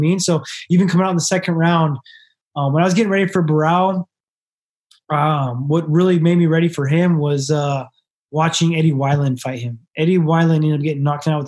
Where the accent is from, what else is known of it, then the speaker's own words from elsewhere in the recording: Sacramento, California, United States; I'm from Sacramento